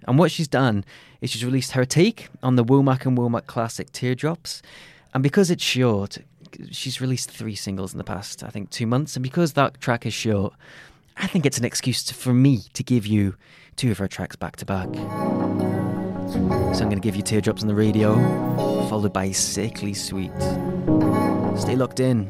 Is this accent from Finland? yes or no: no; Crosby, North West England, United Kingdom; I'm from Crosby